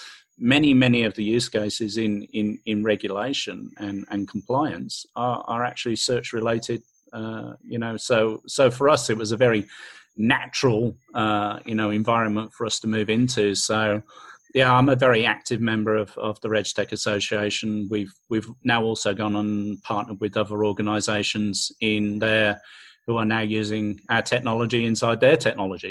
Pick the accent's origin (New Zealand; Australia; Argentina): Australia; we're Australian, right? We don't even speak the same kind of English